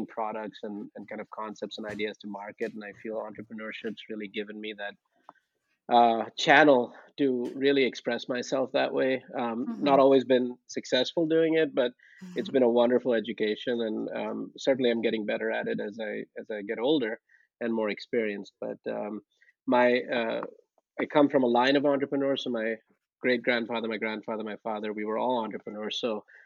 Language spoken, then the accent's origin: English; Ahmedabad, Gujarat, India; now in Connecticut, United States; I was born in Ahmedabad, India